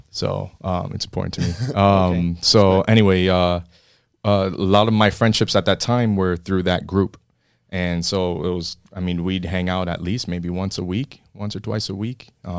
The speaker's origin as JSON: {"language": "English", "town": "Miami", "region": "Florida", "country": "United States", "tie": "born or raised there", "moved": "yes", "said": "Born and raised in Miami. My family moved down here. I mean, both my parents are Cuban."}